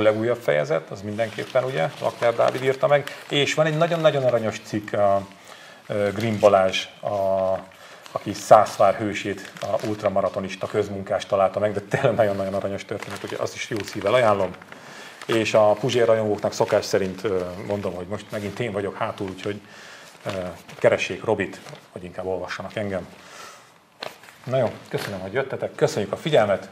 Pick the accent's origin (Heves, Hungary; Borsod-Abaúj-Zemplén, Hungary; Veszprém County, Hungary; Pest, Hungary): Borsod-Abaúj-Zemplén, Hungary; moved away; én Borsodabói Zemplén megyei vagyok